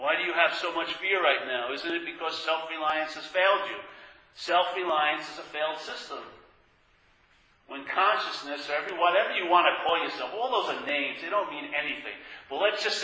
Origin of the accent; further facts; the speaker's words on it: New York, United States; I grew up in New York